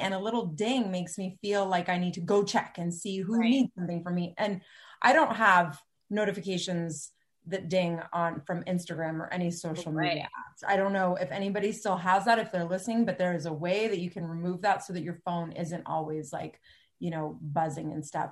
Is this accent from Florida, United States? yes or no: no; Cupertino, California, United States; I grew up in Cupertino